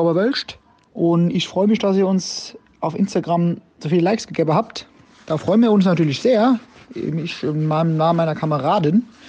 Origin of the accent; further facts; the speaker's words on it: Oppershofen, Hesse, Germany; Dahinter war noch Obershofen, da wo ich herkomme